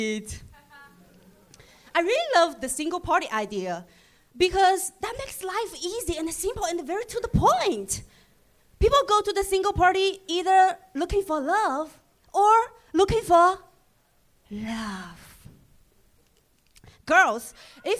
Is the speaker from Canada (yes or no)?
no; China; English is a second language; moved away; I'm from China